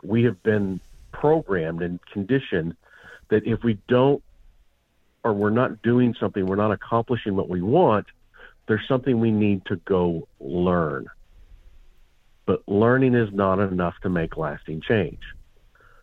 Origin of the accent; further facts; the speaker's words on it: Montana, United States; I grew up in Montana